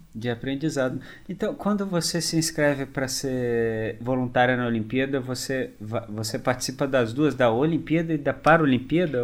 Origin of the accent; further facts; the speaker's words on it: Brazil; A gente, como brasileiro